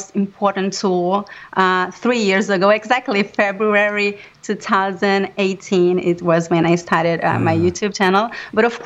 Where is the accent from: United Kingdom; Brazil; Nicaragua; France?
Brazil; first language Portuguese; English is a second language; moved away as an adult; now in New York, United States; I'm originally from Brazil, and I've lived in New York for about 10 years now.